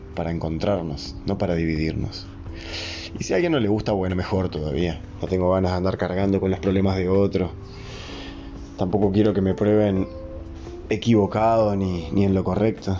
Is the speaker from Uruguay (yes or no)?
yes; Uruguay; Yo soy de Uruguay, un país chico, en América